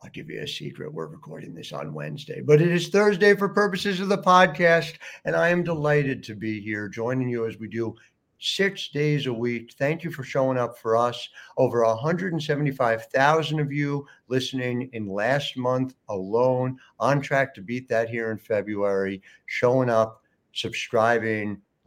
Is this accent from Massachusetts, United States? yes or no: no; Cherry Hill, New Jersey, United States; I grew up in Cherry Hill, which is where the show comes from now